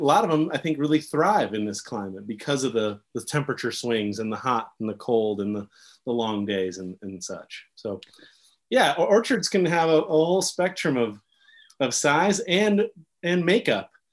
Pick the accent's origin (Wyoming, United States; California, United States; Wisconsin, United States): Wyoming, United States; Jackson; I grew up in this town that throws a lot of different things at you.